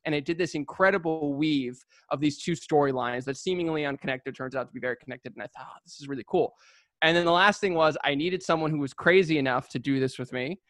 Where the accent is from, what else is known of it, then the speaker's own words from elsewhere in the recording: San Diego, California, United States; now in Los Angeles, United States; I was born and raised in San Diego